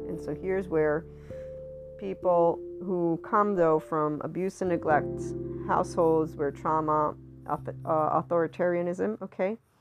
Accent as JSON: {"language": "English", "country": "United States", "said": "I'm also from the West. I'm Italian American, so I have biculturalism"}